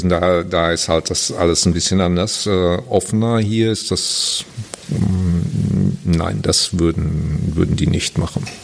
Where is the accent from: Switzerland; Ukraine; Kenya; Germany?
Germany; Wie gesagt, ich habe, ich bin Deutscher, aber habe relativ wenig Erfahrung.